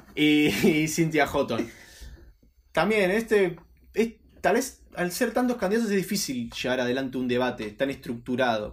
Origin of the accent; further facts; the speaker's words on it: Mar del Plata, Buenos Aires Province, Argentina; nosotros somos Mar de Plata